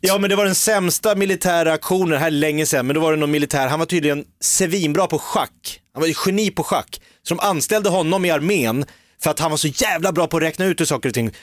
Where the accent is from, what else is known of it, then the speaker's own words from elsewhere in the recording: Järfälla, Stockholm County, Sweden; also born or lived in Nacka; Jag är ju från Sångvägen i Jakobsberg